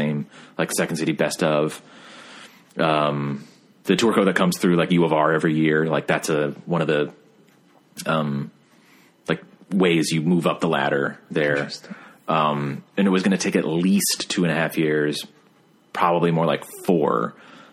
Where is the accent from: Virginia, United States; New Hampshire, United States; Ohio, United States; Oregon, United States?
Virginia, United States; Richmond; also born or lived in New York; growing up here too